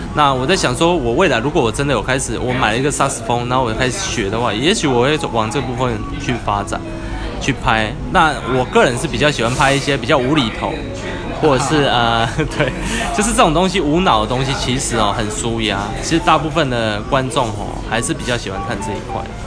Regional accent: Taiwan; 我们台湾人

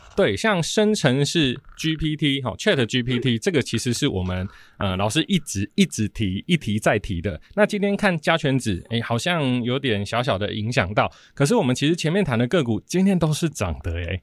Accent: Taiwan; 我们台湾人工作时间是很长的

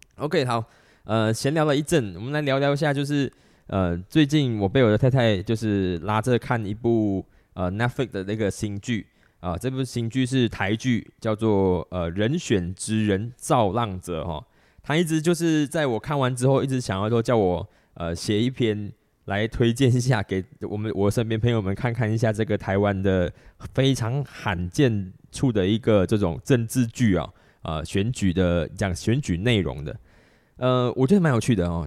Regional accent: Malaysia; 我们马来西亚这边

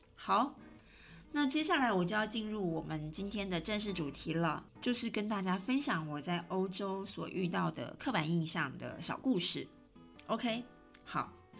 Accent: Taiwan; moved away as an adult; now in Rome, Italy; 当然我是台湾人哦，我永远都是台湾人

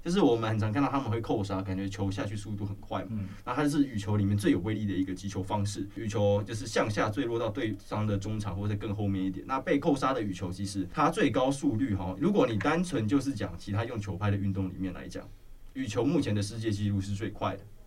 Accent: Taiwan; 也是我们台湾人体育课必，一定会去打，一定会去学的一个运动

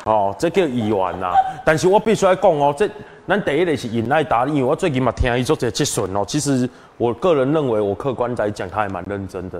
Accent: Taiwan; 我们台湾人是北输人啦。

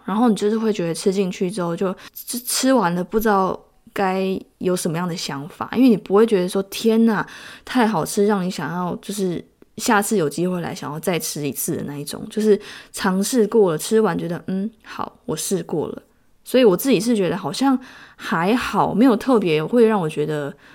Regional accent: Tainan, Taiwan; moved away as an adult; now in South Korea; 因为我是台南人

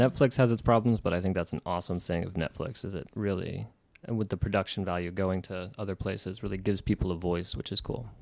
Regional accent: West Coast, United States; moved away; also born or lived in Japan; my city, my hometown is, like, I think eighty-five years old, maybe.

